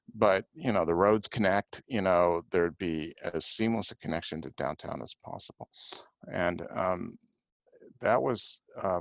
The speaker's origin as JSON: {"language": "English", "town": "Cleveland", "region": "Ohio", "country": "United States", "tie": "born or raised there", "also_born_or_lived": "Cincinnati, Ohio", "moved": "yes", "lives_now": "Columbus, United States", "said": "I grew up in Cleveland."}